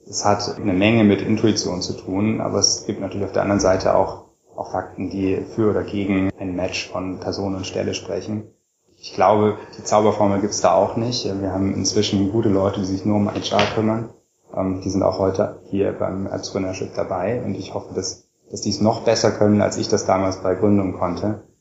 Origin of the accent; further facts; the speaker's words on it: Göttingen, Lower Saxony, Germany; born there; Genau, ich wurde 1981 äh, geboren in Göttingen.